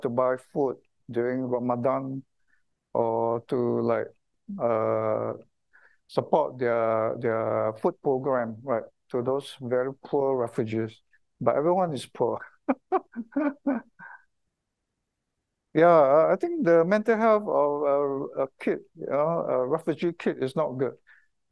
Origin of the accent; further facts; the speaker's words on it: Singapore; I kind of feel very proud to be a Singaporean